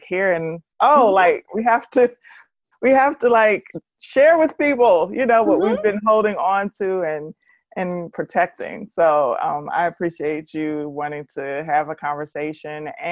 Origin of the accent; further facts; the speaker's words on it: Washington, District of Columbia, United States; I'm from Washington, D.C., the D.C. area proper, Northeast D.C.